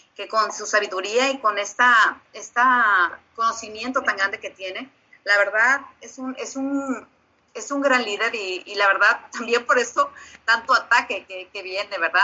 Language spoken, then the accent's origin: Spanish; Mexico; now in Brownsville, United States; la mexicana orgullosa